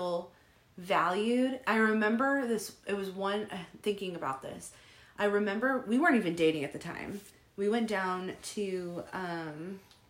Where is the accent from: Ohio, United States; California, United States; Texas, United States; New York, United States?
California, United States; San Diego; we're from San Diego.